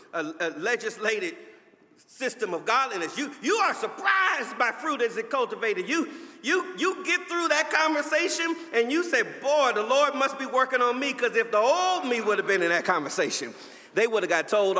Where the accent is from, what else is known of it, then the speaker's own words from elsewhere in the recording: Los Angeles, California, United States; I grew up in Los Angeles